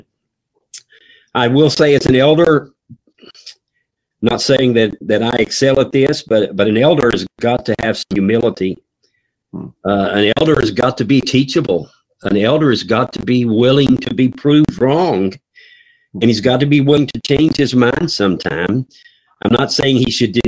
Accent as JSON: {"language": "English", "region": "North Carolina", "country": "United States", "moved": "yes", "lives_now": "Kentucky, United States", "said": "I am from North Carolina, and we pastor in Kentucky"}